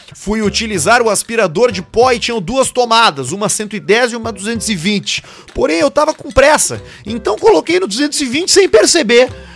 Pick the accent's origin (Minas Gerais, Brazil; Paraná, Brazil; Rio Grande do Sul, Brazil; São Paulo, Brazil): São Paulo, Brazil; Santo André; Sou de Santo André, vulgo San Andrés.